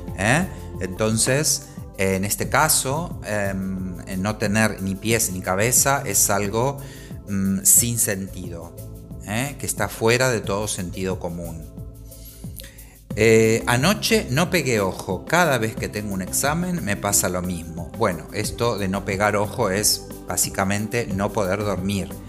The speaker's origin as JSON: {"language": "Spanish", "country": "Argentina", "moved": "as an adult", "lives_now": "Spain", "said": "soy argentino, aunque vivo en España desde hace varios años"}